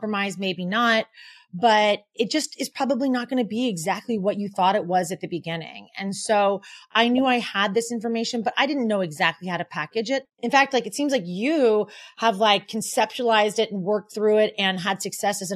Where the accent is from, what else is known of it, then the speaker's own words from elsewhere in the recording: Portland, Oregon, United States; moved away as an adult; also born or lived in San Francisco; now in New York City, United States; I'm from Portland, Oregon